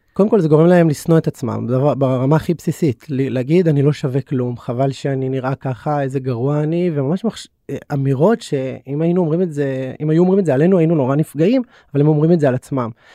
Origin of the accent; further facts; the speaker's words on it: Bnei Brak, Tel Aviv District, Israel; גדלתי כחרדי בבני ברק